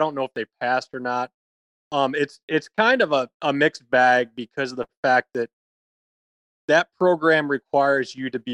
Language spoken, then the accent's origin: English; Michigan, United States; now in Texas, United States; I grew up in Michigan, wrestled in college.